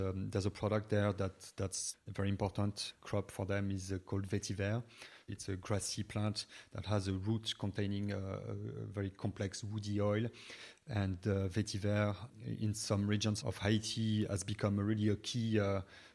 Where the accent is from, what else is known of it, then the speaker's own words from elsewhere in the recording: Brittany, France; also born or lived in United States / New York; now in Dublin, Ireland; I come from Brittany, west of France